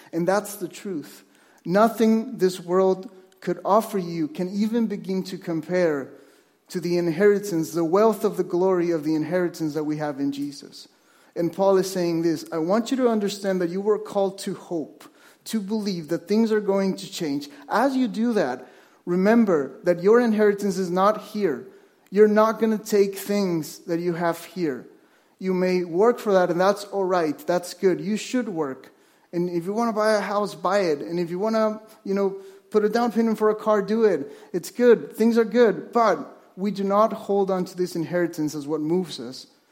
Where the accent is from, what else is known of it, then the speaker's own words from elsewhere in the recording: Mexico; moved away as an adult; now in Vancouver, Canada; I was born in Mexico, and I moved to Vancouver with my wife